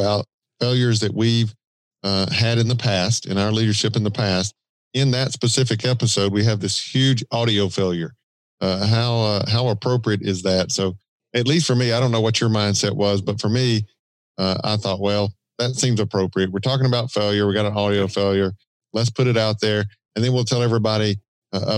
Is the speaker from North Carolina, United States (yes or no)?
no; Georgia, United States; accent: Southern drawl; That wasn't the Georgia, the Southern drawl.